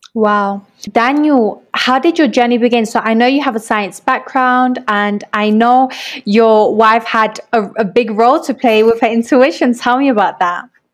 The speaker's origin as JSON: {"language": "English", "region": "London", "country": "United Kingdom", "tie": "born or raised there", "moved": "as an adult", "lives_now": "Medellín, Colombia", "said": "I grew up in London"}